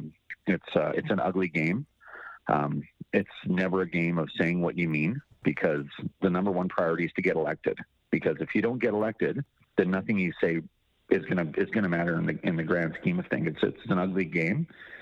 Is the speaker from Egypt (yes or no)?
no; Canada; as a Canadian